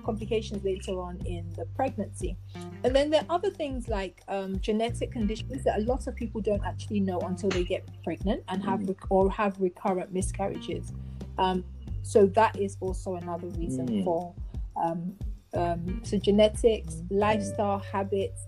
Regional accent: Nigeria; also born or lived in London; London is not home. I'm Nigerian.

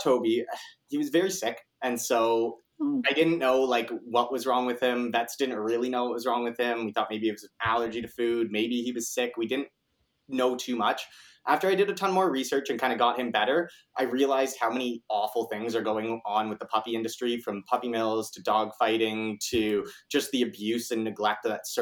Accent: Kitchener, Ontario, Canada; I am 24 years old, Kitchener born and raised. So I went to KCI and I've been living in Kitchener my whole life

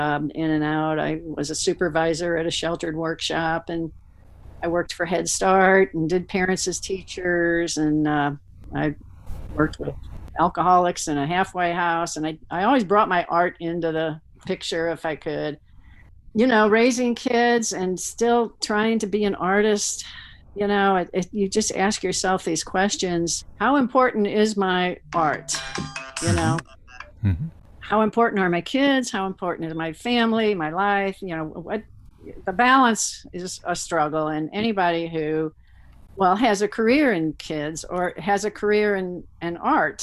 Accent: St. Louis, Missouri, United States; moved away as an adult; now in Fulton, United States; I'm from St. Louis and grew up in West County, a little, you know, middle class parochial

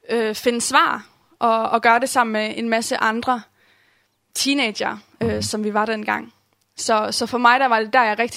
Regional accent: Herning, Central Denmark Region, Denmark; Um, jeg voksede op i en kristen familie. Kommer fra Herning og er kommet i den samme kirke, Åben Kirke, Herning, um, hele mit liv.

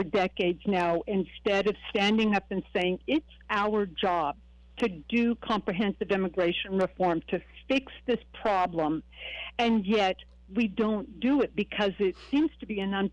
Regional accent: Oregon, United States; The Oregon I grew up in, I was picking berries

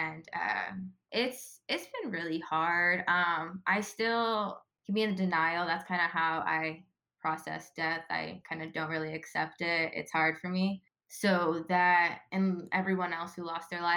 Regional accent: Ventura, California, United States; moved away as an adult; I loved growing up in Ventura

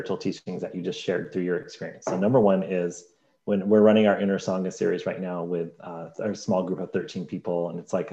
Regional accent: United Kingdom; I'm British

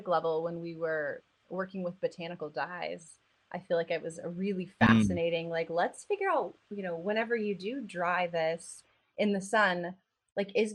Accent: Dallas, Texas, United States; I grew up in Dallas and in East Texas

